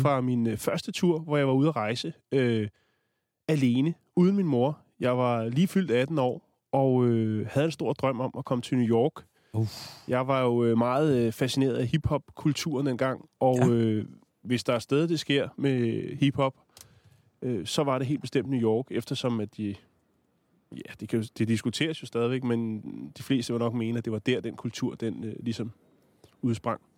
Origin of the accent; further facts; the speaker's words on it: Denmark; vi kommer fra Danmark